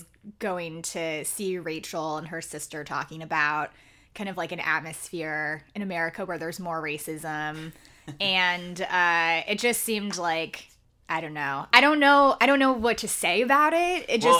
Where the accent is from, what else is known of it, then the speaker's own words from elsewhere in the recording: the South, United States; I am from the South